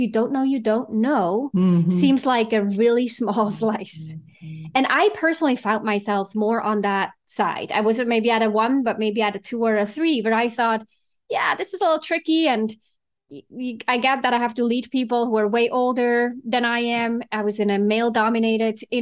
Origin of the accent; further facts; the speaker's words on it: Switzerland; moved away as an adult; now in San Francisco, United States; I was actually born and raised in Switzerland and moved out here in my late 20s.